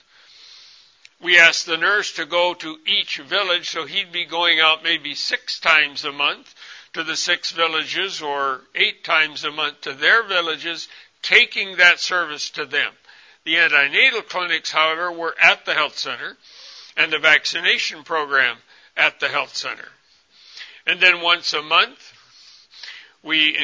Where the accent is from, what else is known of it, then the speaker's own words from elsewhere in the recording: United States; moved away as an adult; also born or lived in Congo; I'm a white man, I'm from America